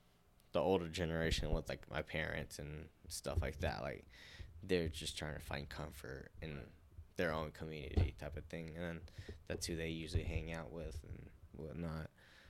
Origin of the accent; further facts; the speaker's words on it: California, United States; No, because, like, there's actually a good community of Asian people in Sonoma County.